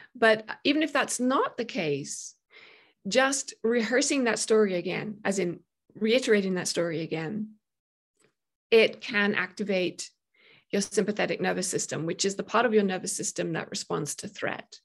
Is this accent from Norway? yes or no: no; United Kingdom; moved away; I'm British